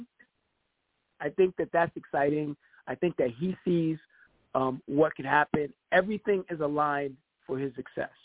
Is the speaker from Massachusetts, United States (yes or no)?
no; New York City, New York, United States; I'm from the Bronx